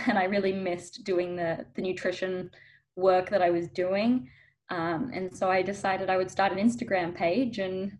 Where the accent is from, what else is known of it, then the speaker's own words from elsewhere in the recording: Melbourne, Victoria, Australia; now in California, United States; I'm actually originally from Australia, from Melbourne. So if you're hearing an accent, that's why.